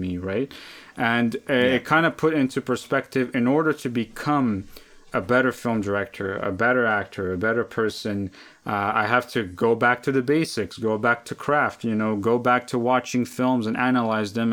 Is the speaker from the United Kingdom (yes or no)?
no; Lebanon; now in Canada; I grew up in Lebanon. Uh, I came to Canada in 2006